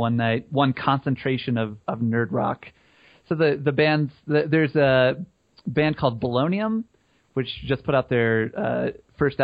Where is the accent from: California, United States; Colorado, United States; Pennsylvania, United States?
Colorado, United States; We're from Colorado